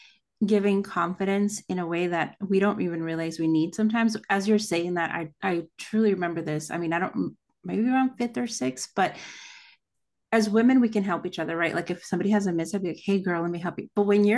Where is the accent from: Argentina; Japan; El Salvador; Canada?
El Salvador; I'm from El Salvador, and my husband's from Honduras, so we go back a lot.